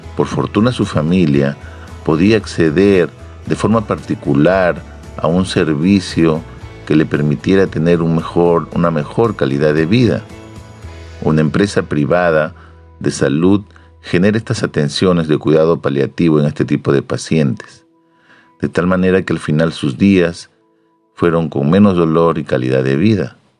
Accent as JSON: {"language": "Spanish", "country": "Peru"}